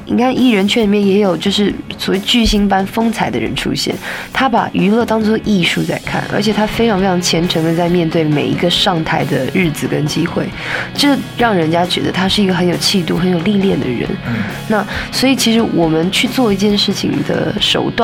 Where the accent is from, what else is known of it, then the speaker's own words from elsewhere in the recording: Taipei, Taiwan; 因为我是台北长大的小孩子嘛，在台湾的北部